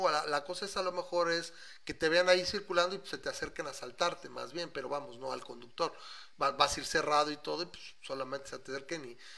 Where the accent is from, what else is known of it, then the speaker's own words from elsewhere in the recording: Mexico City, Mexico; soy chilango, toda, toda la vida chilango.